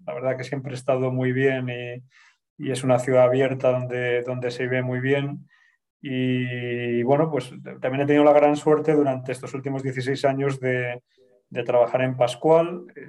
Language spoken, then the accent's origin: Spanish; Bilbao, Basque Country, Spain; moved away as an adult; now in Madrid, Spain; yo soy de Bilbao